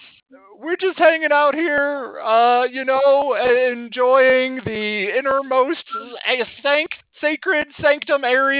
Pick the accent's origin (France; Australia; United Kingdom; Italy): France; moved away as an adult; now in Stockholm, Sweden; I grew up in France and then moved up to Stockholm during a spring break in college.